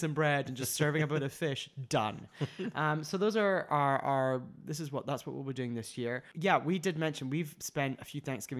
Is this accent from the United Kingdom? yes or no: yes; United Kingdom; moved away; as a British person